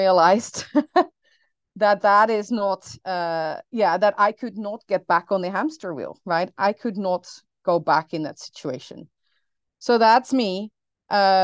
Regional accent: Netherlands; now in New Orleans, United States; I grew up in the Netherlands, hence the name

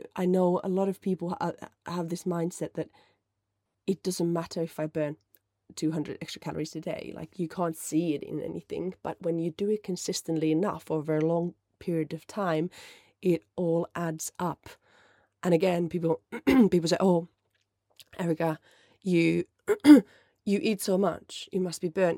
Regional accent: Finland; first language Finnish; English is a second language; moved away as an adult; my first language is Finnish, and I'm absolutely crap at it these days because I've lived away since two thousand seven

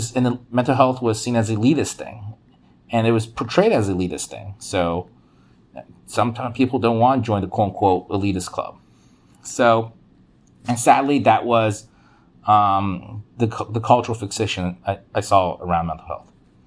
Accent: United States; So I was also told sometimes that because I grew up poor in America, I default was traumatized by poverty

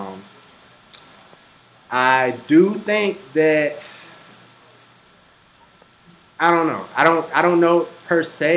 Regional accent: Mobile, Alabama, United States; We're all from Mobile. From Alabama

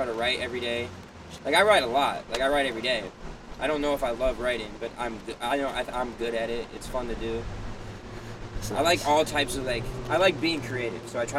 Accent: Cleveland, Ohio, United States; also born or lived in Chicago; I'm from Cleveland.

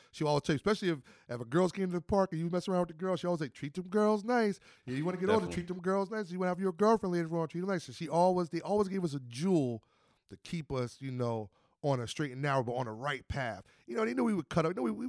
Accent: Alabama, United States; Somebody would come from, I'm from Alabama, and come out to the park for the summer.

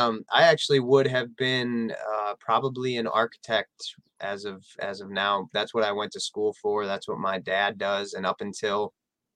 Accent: Metro Detroit, Michigan, United States; now in West Palm Beach, United States; I'm from Metro Detroit, like a small city out just outside of Detroit

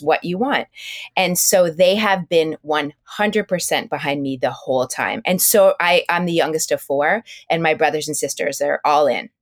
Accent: South Burlington, Vermont, United States; moved away as an adult; also born or lived in Hartford, Connecticut; I grew up in in South Burlington, Vermont, so I went to South Burlington High School

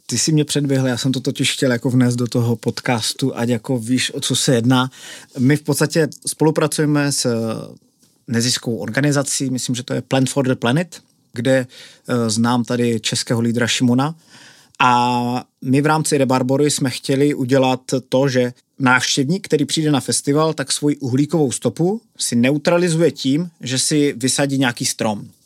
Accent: Hlučín, Moravian-Silesian Region, Czechia; my jsme oba což hlučináci. Kdo neví, tak Hlučín je město mezi Ostravou a Opavou a já v podstatě jsem, můj rodný dům je asi 500 metrů od festivalového areálu

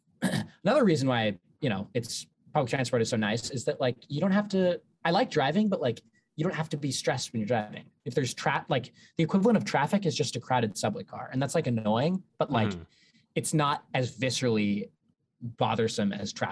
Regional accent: Southern California, United States; also born or lived in New York City; now in New York, United States; We're all from Southern California

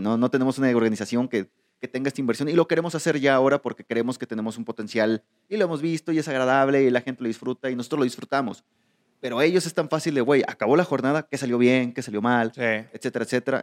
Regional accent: Mexico; nosotros tú y yo somos mexicanos

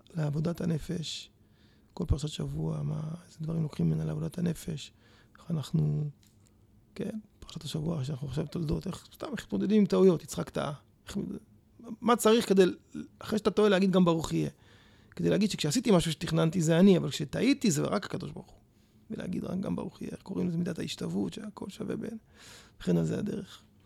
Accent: Petah Tikva, Central District, Israel; also born or lived in Jerusalem / Netzarim; היה לי מאוד כיף לגדול כאן

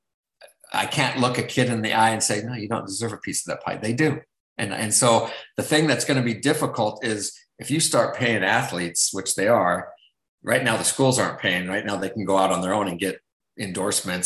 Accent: Southern California, United States; moved away as an adult; I'm born and raised in California, Southern California

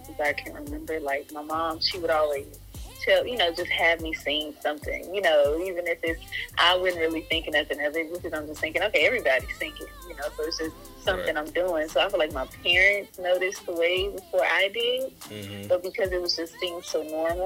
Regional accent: College Station, Texas, United States; also born or lived in Arkansas; now in Houston, United States; I was born in Arkansas, raised in College Station.

